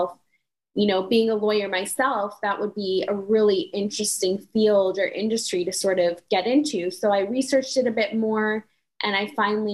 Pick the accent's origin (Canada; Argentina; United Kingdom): Canada; also born or lived in United States; now in Dubai, United Arab Emirates; So I'm Canadian, but I am a U.S. lawyer.